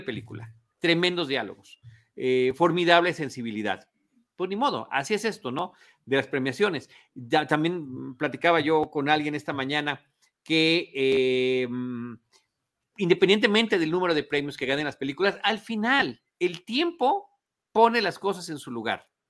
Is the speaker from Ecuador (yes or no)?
no; Mexico; como mexicanos